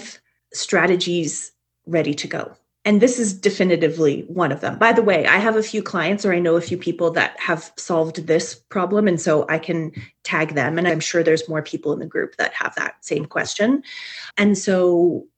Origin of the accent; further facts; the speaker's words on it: Canada; I'm a Canadian